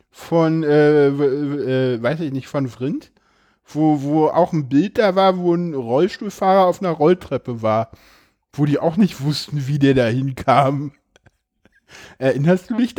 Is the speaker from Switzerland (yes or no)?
no; Berlin, Germany; ich komme ja hier aus Berlin